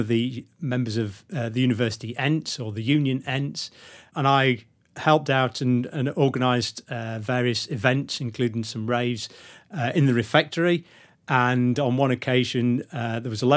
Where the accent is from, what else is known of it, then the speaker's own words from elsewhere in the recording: Sheffield, Yorkshire and the Humber, United Kingdom; now in Leeds, United Kingdom; I was born in Sheffield and it's Yorkshire